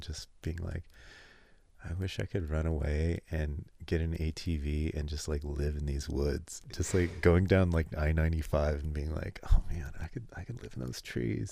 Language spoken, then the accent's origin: English; California, United States; growing up in California